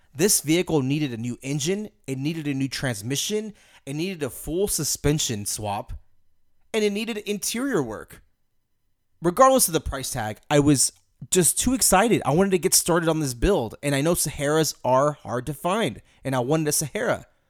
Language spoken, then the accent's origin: English; Houston, Texas, United States; I'm from Houston